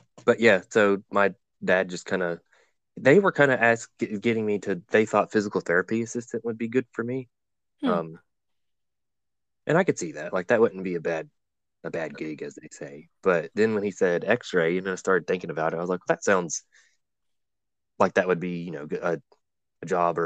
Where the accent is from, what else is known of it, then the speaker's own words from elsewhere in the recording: Blue Ridge Mountains, Virginia, United States; growing up where I grew up, I am originally from Virginia in the Blue Ridge Mountains